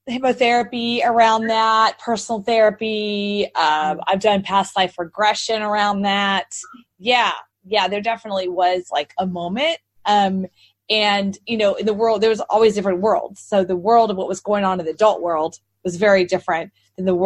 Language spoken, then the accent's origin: English; Texas, United States; So that's why people always ask me, where are you from? And I said, Texas. And they go, you don't have a Texas accent.